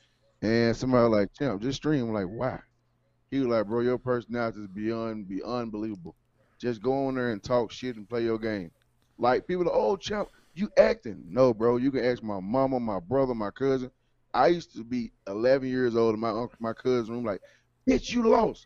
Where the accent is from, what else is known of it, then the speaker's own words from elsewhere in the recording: Memphis, Tennessee, United States; now in Denver, United States; I'm from Memphis, Tennessee, but I live in Denver.